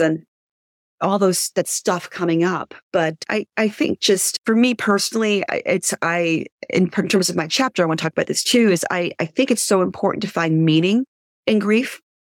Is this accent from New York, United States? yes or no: yes; New York City, New York, United States; now in Highlands, United States; I'm originally from Brooklyn